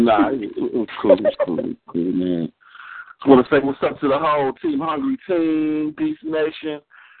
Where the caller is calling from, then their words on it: Savannah, Georgia, United States; also born or lived in Atlanta, Georgia; I'm calling from Savannah, Georgia.